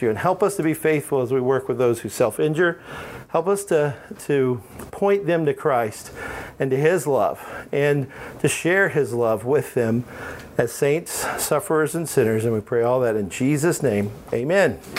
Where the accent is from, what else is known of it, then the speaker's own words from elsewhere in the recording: Alabama, United States; I am from Alabama. No offense, Maggie, but you know. Um, we talk funny down there. I'm not down there now, so I don't have an accent, but if I'm down there, it comes back.